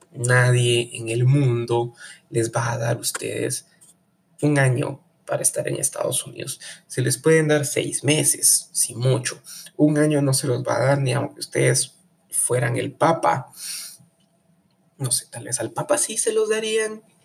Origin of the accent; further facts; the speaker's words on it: Guatemala; ser uno guatemalteco y desconfiado